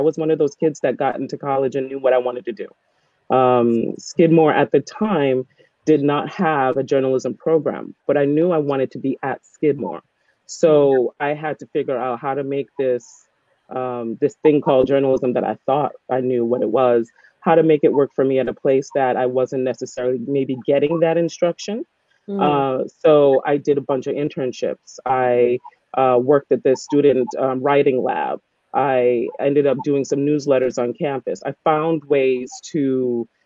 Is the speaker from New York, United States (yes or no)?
yes; New York City, New York, United States; Born and bred in New York, born and bred in the Bronx